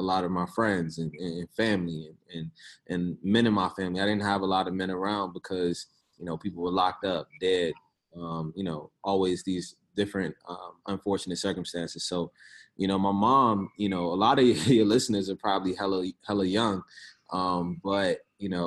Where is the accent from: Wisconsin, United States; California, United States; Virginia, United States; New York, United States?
Virginia, United States; Richmond; I'm originally from Richmond, Virginia, South Side. Grew up in the project, South Side, Richmond